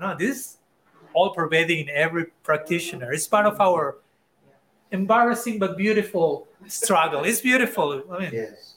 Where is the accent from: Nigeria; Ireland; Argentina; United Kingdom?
Argentina; I'm from Argentina